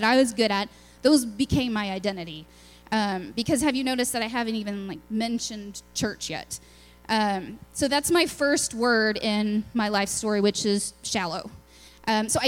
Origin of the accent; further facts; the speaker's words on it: Lubbock, Texas, United States; moved away; I'm from Lubbock, Texas. It's out in West Texas. We're kind of, you know, in our own little world. It's the land of dirt and wind and tech. So it was a fun place to grow up